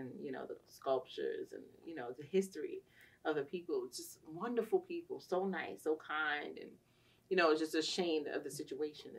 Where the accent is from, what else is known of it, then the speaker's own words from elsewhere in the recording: New York, United States; growing up in New York